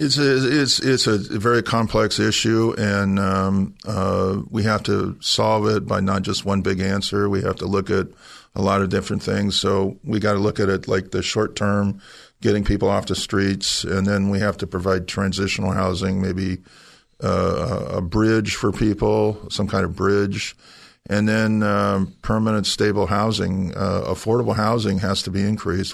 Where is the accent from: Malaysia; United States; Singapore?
United States; San Jose, California; I'm a native of San Jose. I grew up in San Jose